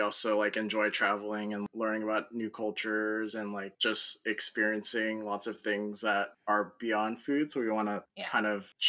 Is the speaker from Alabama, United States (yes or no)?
no; Seattle, Washington, United States; And I'm from Seattle.